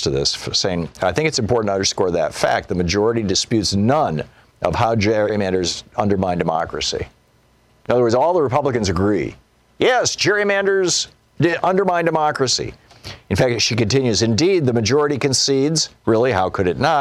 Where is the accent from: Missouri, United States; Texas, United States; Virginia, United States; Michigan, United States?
Michigan, United States; I grew up in Michigan